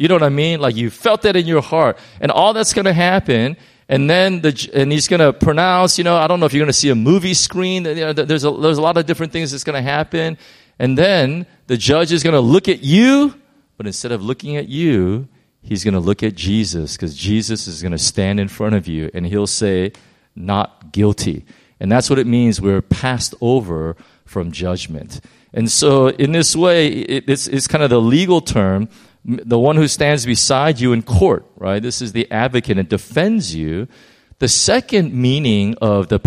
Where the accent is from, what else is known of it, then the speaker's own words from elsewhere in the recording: United States; I'm American